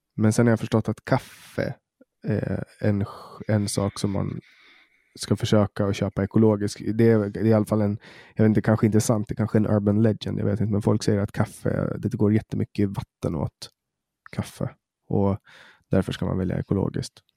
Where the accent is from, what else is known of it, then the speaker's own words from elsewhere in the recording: Åland, Åland Islands; här på Åland där jag växte upp